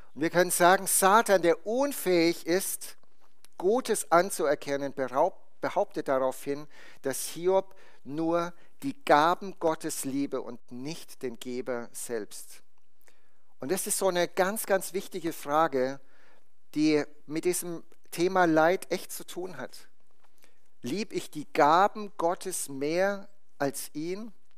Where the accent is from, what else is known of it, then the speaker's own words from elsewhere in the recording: Bad Kissingen, Bavaria, Germany; bei uns in der Gemeinde in Bad Kissingen, wo ich herkomme. Das ist im Norden von Bayern.